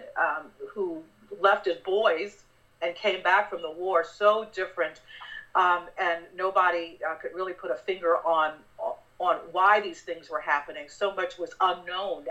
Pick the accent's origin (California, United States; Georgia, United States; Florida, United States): Florida, United States; West Palm Beach; moved away; My folks live and I grew up in West Palm Beach